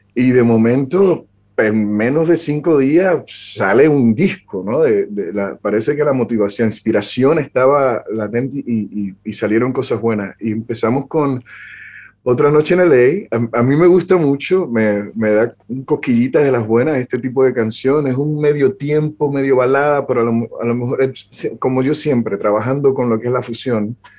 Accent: Puerto Rico; vengo nacido y, crecí en Puerto Rico

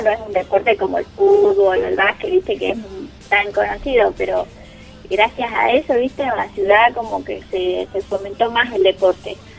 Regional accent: Zárate, Buenos Aires Province, Argentina; yo soy de Zárate, y cuando volví a Zárate

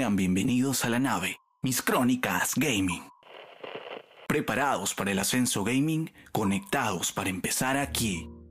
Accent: Lima, Peru; actualmente vivo aquí en Lima, soy de Lima mm, eh, y he crecido aquí, nunca me, he mudado

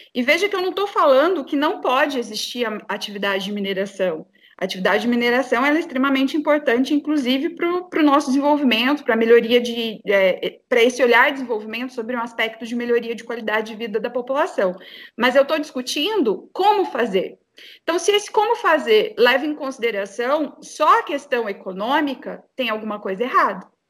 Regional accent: Brazil; nós, enquanto brasileiros

